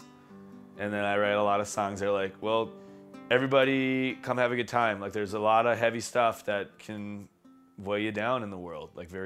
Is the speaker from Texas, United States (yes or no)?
no; Stephen, Minnesota, United States; I grew up in Stephen, Minnesota. It's a very small town in north northwest west Minnesota